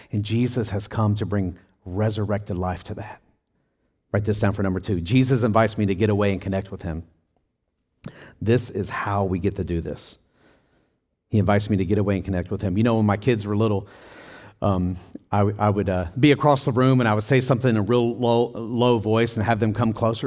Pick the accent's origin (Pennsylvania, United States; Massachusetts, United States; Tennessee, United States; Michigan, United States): Tennessee, United States; I grew up in Tennessee on four acres of land